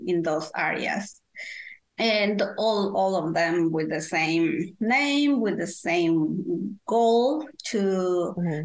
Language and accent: English; Guatemala; English is a second language; moved away as an adult; now in North Carolina, United States; I am from Guatemala, Central America, uh, and I moved to USA when I was, uh, I don't want to say my age. So I will say 20 years ago, I moved to USA